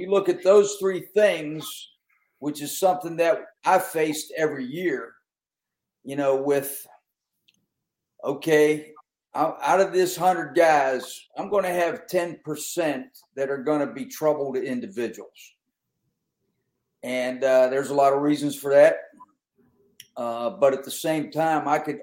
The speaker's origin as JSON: {"language": "English", "region": "Western Pennsylvania", "country": "United States", "said": "I'm from Western Pennsylvania"}